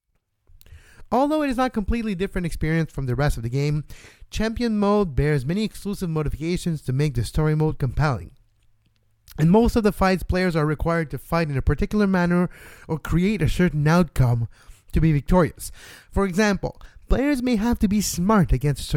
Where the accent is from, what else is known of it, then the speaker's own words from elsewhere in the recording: Montreal, Quebec, Canada; also born or lived in Toronto; I was born and raised in Montreal also